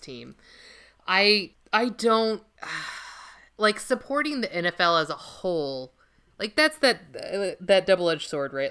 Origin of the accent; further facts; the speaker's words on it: Los Angeles, California, United States; now in Minnesota, United States; born and raised in Los Angeles